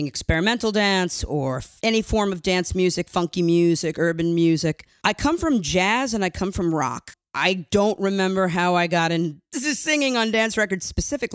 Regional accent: New York City, New York, United States; I am from Queens, New York

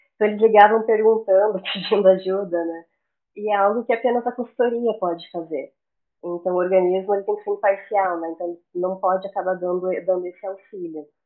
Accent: Florianópolis, Santa Catarina, Brazil; also born or lived in Curitiba, Paraná; eu sou de Curitiba, no Paraná, mas eu cresci em Florianópolis, na Ilha da Magia

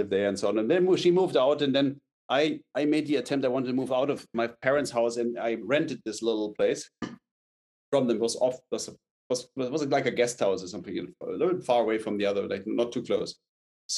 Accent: Munich, Bavaria, Germany; I grew up in like in Munich, but in outside Munich

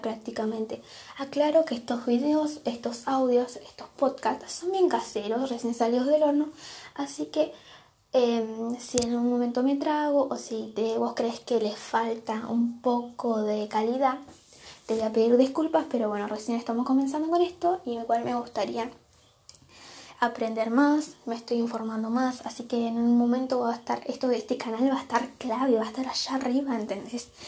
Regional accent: Argentina; Soy de Argentina, tengo 16 años

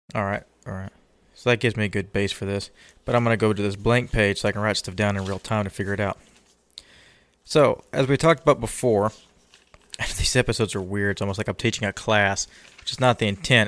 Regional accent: Texas, United States; I'm Texan

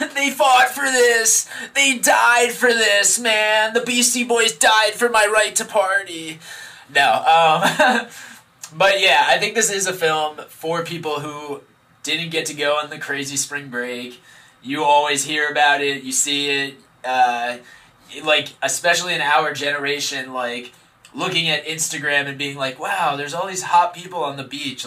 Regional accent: United States; as an American man

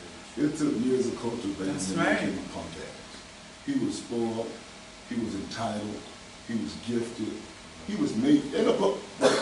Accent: Orlando, Florida, United States; born and raised in Orlando, Florida.

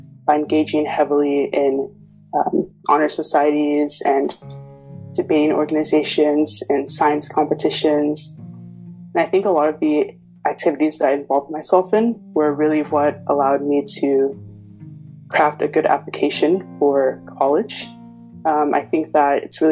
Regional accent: Wesley Chapel, Florida, United States; moved away as an adult; also born or lived in Ikeja, Nigeria / Tampa, Florida; now in Cambridge, United Kingdom; moved to Wesley Chapel, Florida, which is right next to Tampa

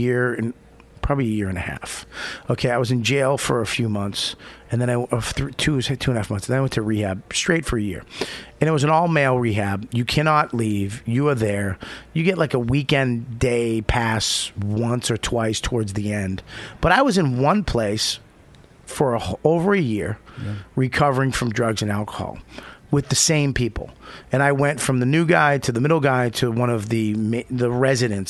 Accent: Boston, Massachusetts, United States; moved away; my hometown

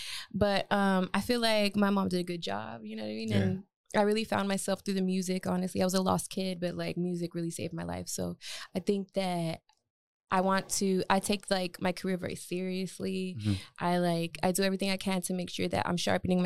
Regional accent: El Paso, Texas, United States; growing up there was really cool

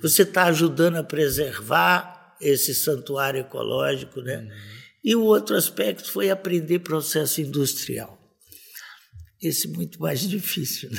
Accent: Campo Grande, Mato Grosso do Sul, Brazil; also born or lived in Pantanal; E eu nasci aqui na Cândido Mariano, em Campo Grande

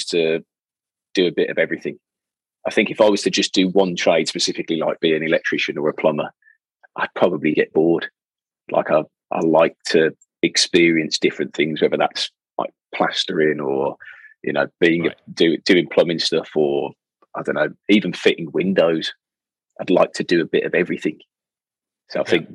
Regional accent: Birmingham, West Midlands, United Kingdom; I'm from Birmingham, so I can't do anybody else's accent

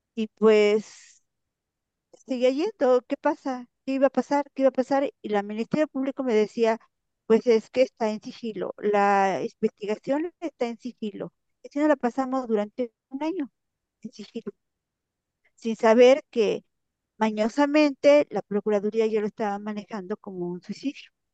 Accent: Puebla, Mexico; moved away; mi pueblo con una con familias en Puebla

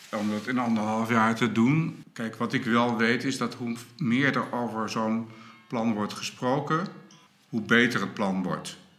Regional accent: Groningen, Netherlands; wij als Groningers

